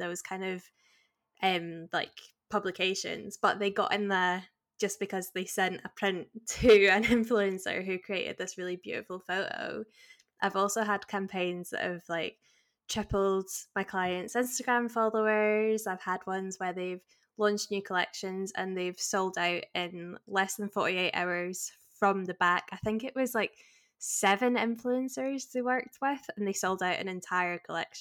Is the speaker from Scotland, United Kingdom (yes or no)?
yes; Glasgow, Scotland, United Kingdom; also born or lived in Manchester; I was born in Manchester, but I now live in Glasgow. I've lived here like most of my life